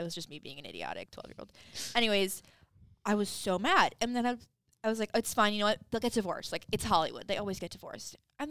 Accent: Canada; We're both Canadian.

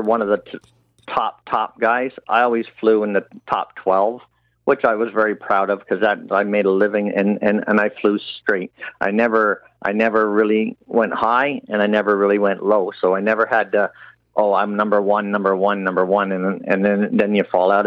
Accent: Canada; as a Canadian

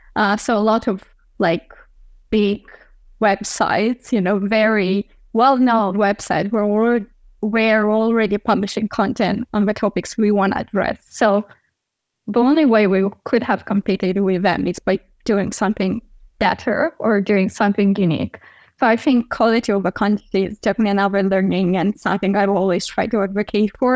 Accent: Chisinau, Moldova; here in my my hometown of Chisinau, Moldova

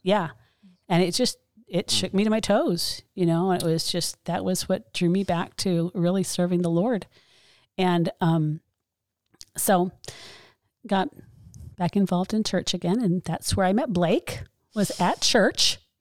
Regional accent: Mesa, Arizona, United States; I was born in Mesa, grew up here

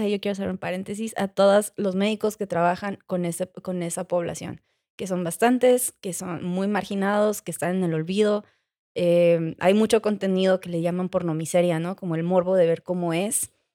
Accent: Mexico; mi inglés mexicano

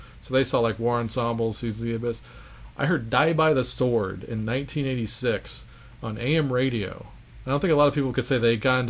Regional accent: Abilene, Texas, United States; moved away; also born or lived in Baton Rouge, Louisiana; I grew up in Abilene, Texas after we moved from Baton Rouge, Louisiana.

